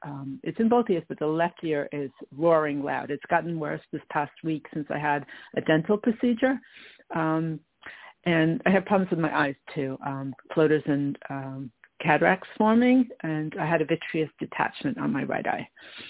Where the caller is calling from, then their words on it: Long Island, New York, United States; I'm calling from Long Island, New York.